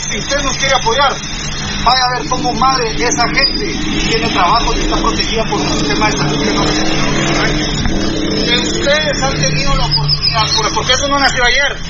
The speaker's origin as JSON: {"language": "Spanish", "country": "Guatemala"}